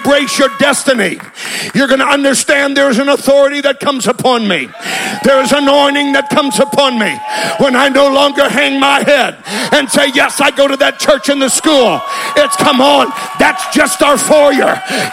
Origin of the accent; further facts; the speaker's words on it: California, United States; I'm from California.